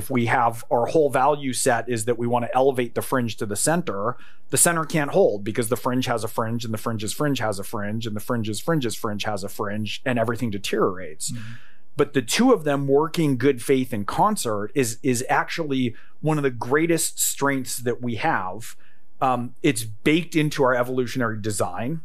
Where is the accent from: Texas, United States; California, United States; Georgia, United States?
California, United States; I grew up in California.